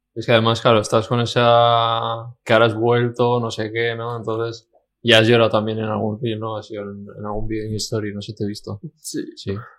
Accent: Basque Country, Spain; somos vascos

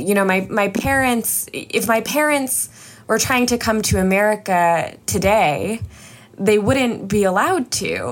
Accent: suburbs of New York, United States; I was just in eighth grade and I grew up in the suburbs of New York

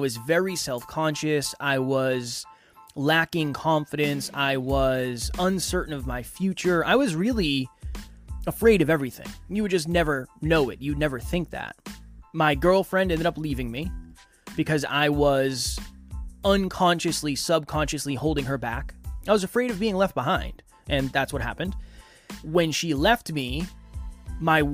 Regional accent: Uxbridge, Massachusetts, United States; I was raised in a small town called Uxbridge, Massachusetts, by my mother and my grandmother

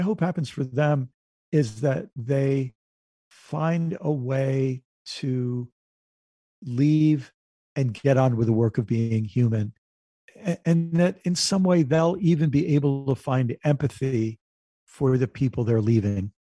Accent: United States; I'm an American

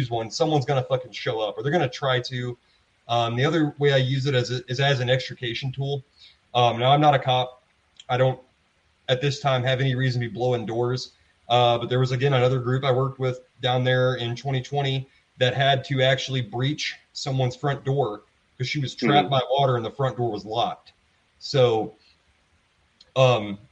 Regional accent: the South, United States; moved away; also born or lived in East Texas; I'm from the South.

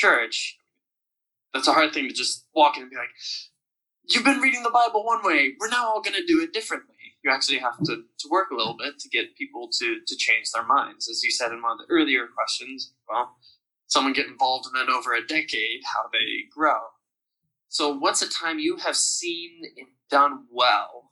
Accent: the Midwest of the U.S., United States; moved away as an adult; also born or lived in Virgin Islands; now in Netherlands; I was born and raised in the Midwest of the U.S.

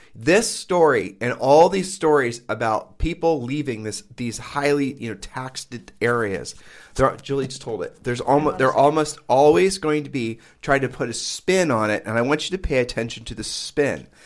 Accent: Midwest, United States; moved away as an adult; now in Caribbean island; growing up in the Midwest

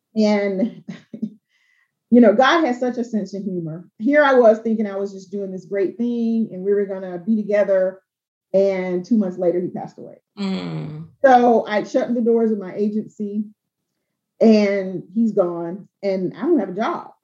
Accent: Albany, Georgia, United States; I'm from South Georgia, I'm from Albany, Georgia

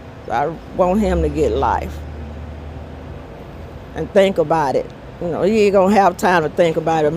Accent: small Texas town, United States; born or raised there

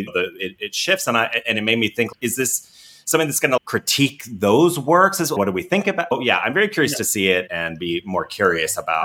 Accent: Ohio, United States; people that I grew up with in Ohio

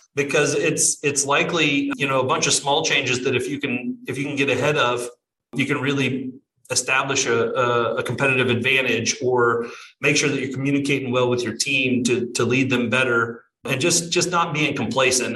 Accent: Southern Illinois, United States; now in Florida, United States; I'm originally from Southern Illinois, but live here in uh, Florida

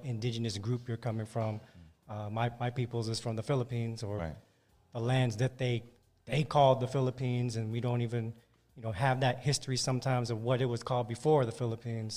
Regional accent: San Francisco Bay Area, California, United States; now in Los Angeles, United States; Bay Area, born and raised in the Bay Area, San Francisco Bay Area

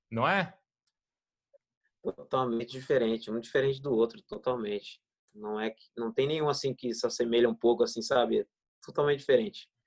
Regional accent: Ribeirão Pires, São Paulo, Brazil; tinha família por perto lá no Ribeirão Pires, na minha cidade, onde eu nasci.

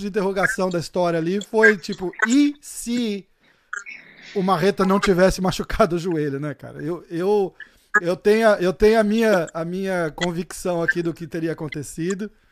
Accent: Brazil; sou brasileiro

